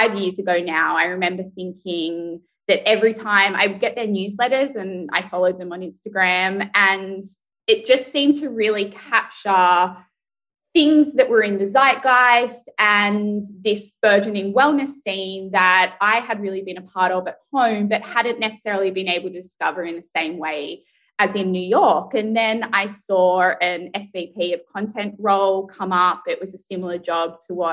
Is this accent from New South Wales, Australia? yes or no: yes; Sydney, New South Wales, Australia; moved away; growing up in Australia, it was really funny because the Australian culture, particularly where I grew up in Sydney, is very outdoorsy.